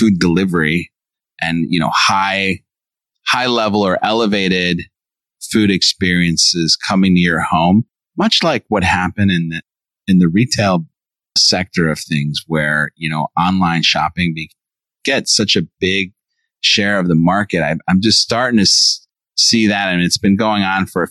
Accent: Chicago, Illinois, United States; moved away; I grew up in Chicago, born and raised

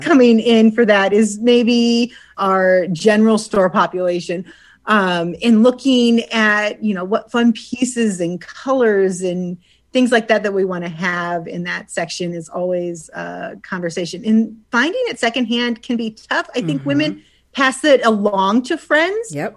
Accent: Suffield, Ohio, United States; I grew up in Suffield, and my parents grew up in like Randolph Atwater area, so Portage County, but really just over the line to Hartville.

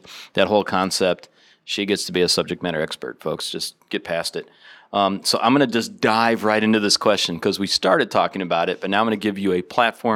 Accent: United States; as an American

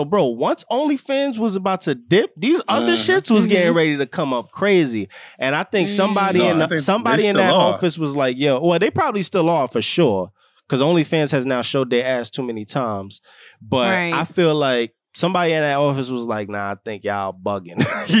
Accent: New York City, New York, United States; I grew up in the Bronx.

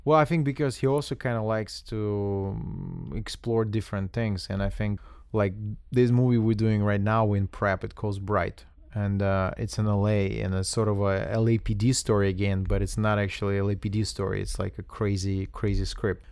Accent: Russia; moved away; I'm coming from Russia

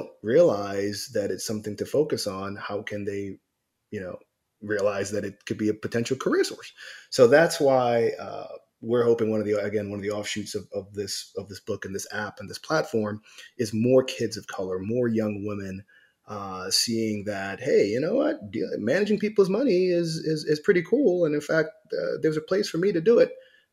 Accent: New York, United States; I grew up in New York

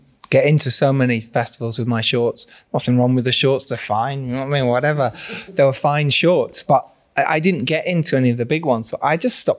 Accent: Yorkshire and the Humber, United Kingdom; I'm from Yorkshire.

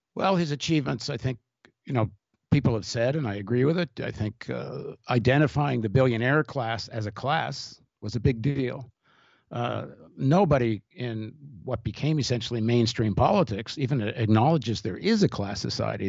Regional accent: Canada; I grew up in Canada

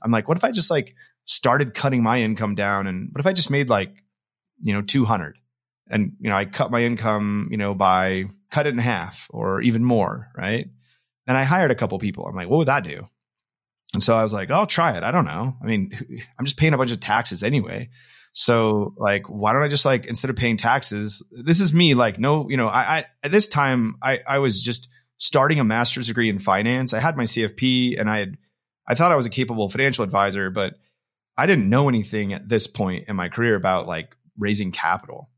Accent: Rupert, Idaho, United States; I'm a guy from Idaho, grew up in Rupert, Idaho, on a farm

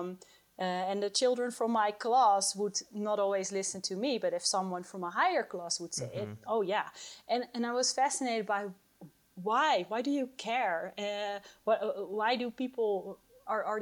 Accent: Netherlands; moved away as an adult; now in Colorado, United States; I moved from my home country, the Netherlands, where I did my PhD in cannabis research, to the United States, Colorado

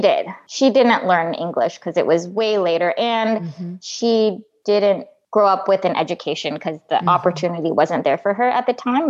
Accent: Midwest, United States; I grew up in the Midwest.

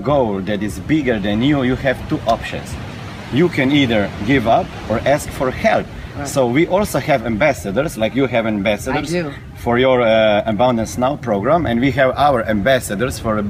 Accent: Slovenia; born or raised there

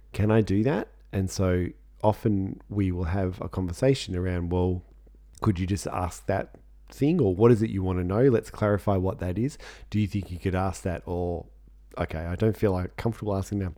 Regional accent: Australia; we're Australian

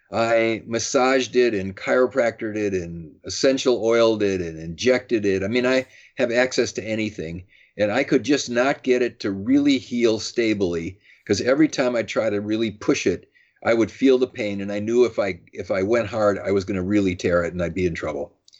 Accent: Madison, Wisconsin, United States; I grew up in Madison, Wisconsin

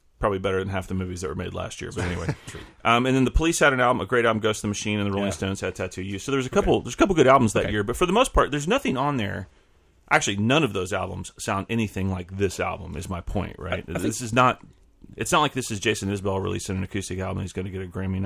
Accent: Houston, Texas, United States; I grew up in Houston.

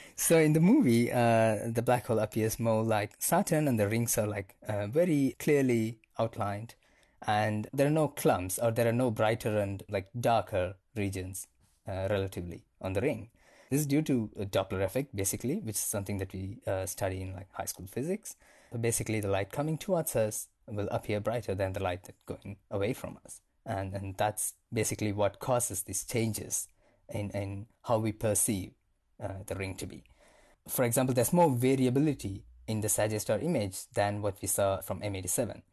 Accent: India; moved away as an adult; also born or lived in Cape Town, South Africa; now in Johannesburg, South Africa; I am originally from India.

